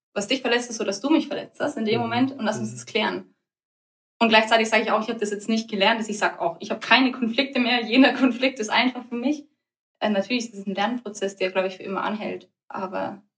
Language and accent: German; Germany; Wir Deutschen sind eher eine direkte Kultur.